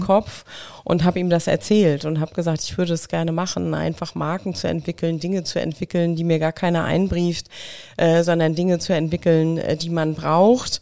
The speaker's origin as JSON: {"language": "German", "region": "Mecklenburg-Vorpommern", "country": "Germany", "moved": "yes", "said": "ich komme aus Mecklenburg, also dementsprechend spreche ich natürlich kein Sächsisch wie du, auch nicht Bayerisch"}